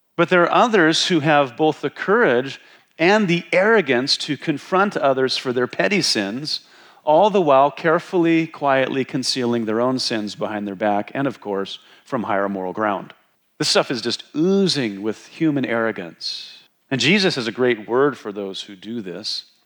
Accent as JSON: {"language": "English", "region": "Wyoming", "country": "United States", "tie": "born or raised there", "moved": "yes", "said": "when I was growing up in Wyoming"}